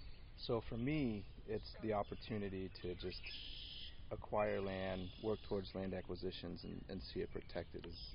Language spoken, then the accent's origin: English; Bloomington, United States; also born or lived in Prescott, Arizona; I grew up in Bloomington. So this is the area that's, you know, closest to my heart